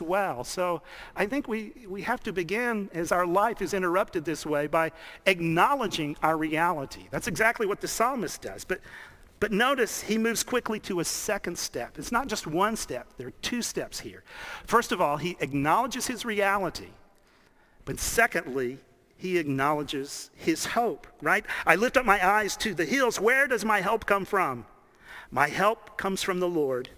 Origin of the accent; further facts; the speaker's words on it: Dallas, Texas, United States; I grew up in Dallas